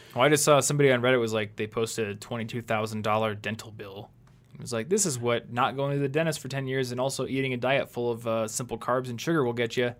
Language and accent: English; United States; growing up in America